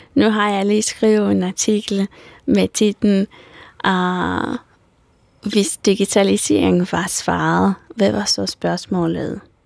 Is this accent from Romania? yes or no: yes; Romania; Danish is a second language; moved away as an adult; now in Denmark; jeg er født i en lille landsby i Rumænien, og jeg er flyttet her til Danmark for tolv år siden